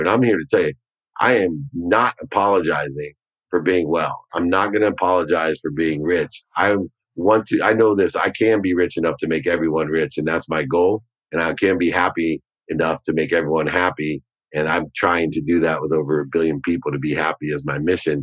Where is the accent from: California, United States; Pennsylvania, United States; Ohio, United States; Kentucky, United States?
Ohio, United States; a Buckeye like me